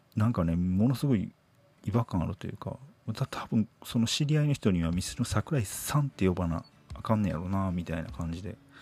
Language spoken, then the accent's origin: Japanese; Nara, Japan; 僕って関西人なんですよ。奈良出身で